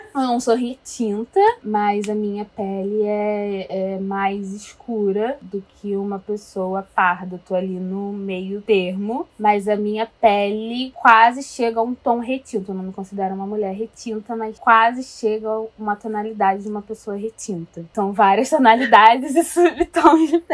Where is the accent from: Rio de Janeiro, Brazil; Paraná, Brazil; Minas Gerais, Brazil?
Rio de Janeiro, Brazil; sou carioca, tenho 23 aninhos